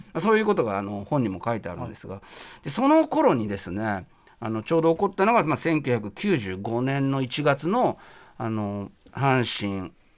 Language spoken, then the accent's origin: Japanese; Kyoto, Japan; moved away as an adult; now in Tokyo, Japan; 僕は大学に上京したんですけれども入るために京都から上京した